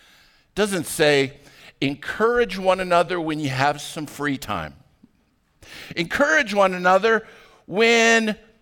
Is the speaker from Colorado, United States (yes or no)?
yes; Arvada, Colorado, United States; When I was growing up in Arvada, I went to high school at Arvada High School